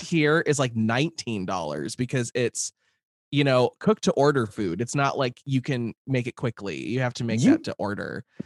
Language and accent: English; Lincoln, Nebraska, United States; moved away; growing up in Lincoln